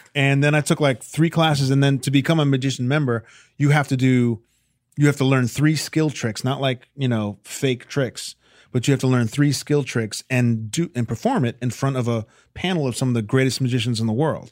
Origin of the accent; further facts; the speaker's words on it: Chappaqua, New York, United States; also born or lived in Millwood, New York; I'm from Chappaqua, New York, Millwood, New York